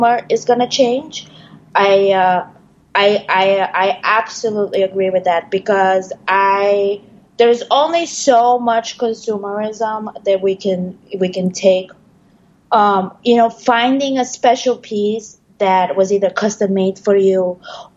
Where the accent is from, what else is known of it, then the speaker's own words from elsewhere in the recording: Bulgaria; now in New York, United States; I am originally from Bulgaria. I already made it to New York, so to say.